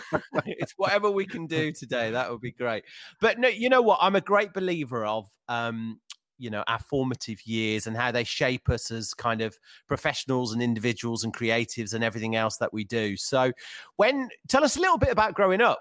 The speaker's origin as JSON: {"language": "English", "town": "Birmingham", "region": "West Midlands", "country": "United Kingdom", "tie": "born or raised there", "said": "Birmingham, my hometown"}